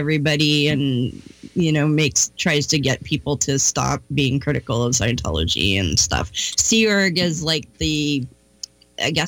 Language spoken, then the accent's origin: English; Canada; I'm from Canada, actually.